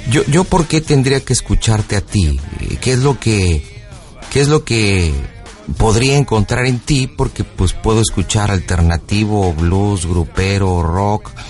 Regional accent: Toluca, State of Mexico, Mexico; De Toluca.

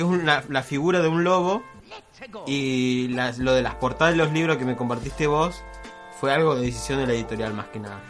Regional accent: Argentina; siendo argentinos

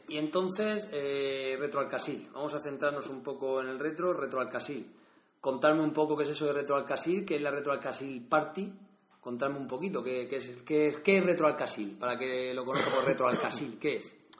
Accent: Vega Baja, Valencian Community, Spain; soy de la Vega Baja

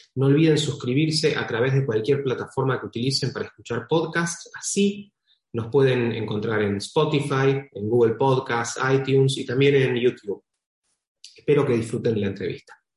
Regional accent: Rosario, Santa Fe, Argentina; mi ciudad, Rosario

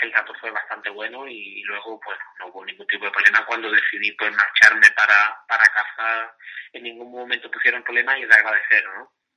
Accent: Cádiz, Andalusia, Spain; como gaditano y cadista

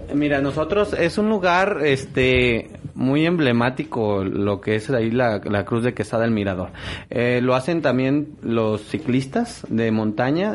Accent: Etzatlán, Jalisco, Mexico; soy originario de Idetzatlán

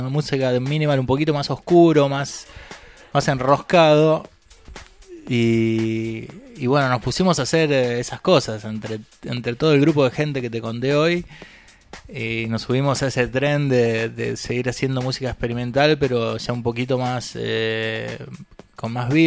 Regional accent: Córdoba, Argentina; now in Buenos Aires, Argentina; yo que vine de Córdoba, en ese momento estaba estudiando en Córdoba, me vine para acá a Buenos Aires

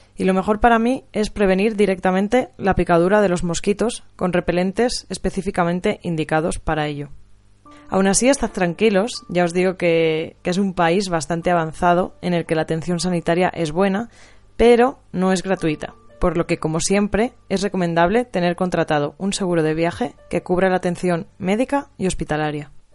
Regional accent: Spain; era de España

